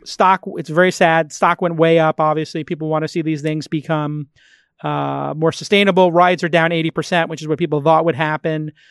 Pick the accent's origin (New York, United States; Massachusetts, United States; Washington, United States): New York, United States; I was grew up in the restaurant business and I'm from New York